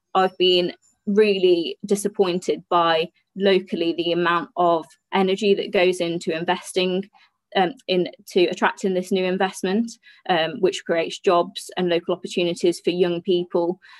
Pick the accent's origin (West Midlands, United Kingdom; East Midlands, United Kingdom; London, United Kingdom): West Midlands, United Kingdom; Black Country; I'm not from the north, I'm from the Midlands